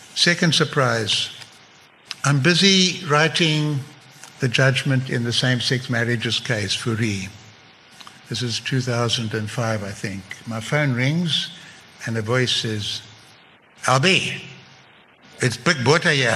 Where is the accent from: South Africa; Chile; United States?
South Africa; moved away as an adult; also born or lived in England; at school we had to learn Afrikaans. It was compulsory and we didn't like it. I'm at English speaking school